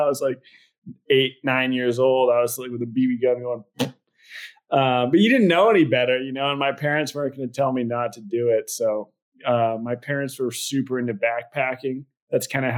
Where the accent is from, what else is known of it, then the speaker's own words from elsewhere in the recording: Portland, Oregon, United States; I was born in Portland, Oregon